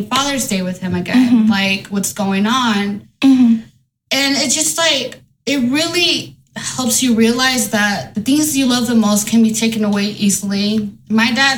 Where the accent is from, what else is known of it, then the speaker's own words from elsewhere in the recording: Marshalltown, Iowa, United States; also born or lived in Santa Paula, California; I was born in Santa Paula, California, but then shortly, of course, moved over here to Marshalltown, Iowa